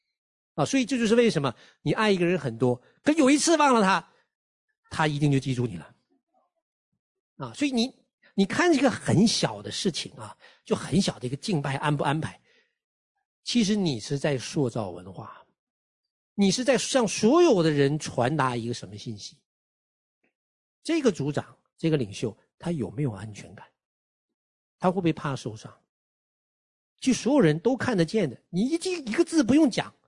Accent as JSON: {"language": "Chinese", "country": "China", "said": "就我们中国人的传统，就是大的管小的啊"}